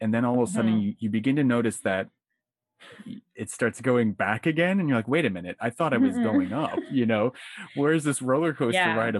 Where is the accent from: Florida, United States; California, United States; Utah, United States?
Florida, United States; New Port Richey; So yeah, I grew up, I was born and raised in Newport Richey, Florida, which is in Pasco County.